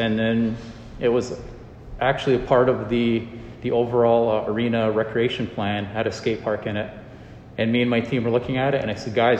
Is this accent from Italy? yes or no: no; Akwesasne, Canada; I'm from Akwesasne.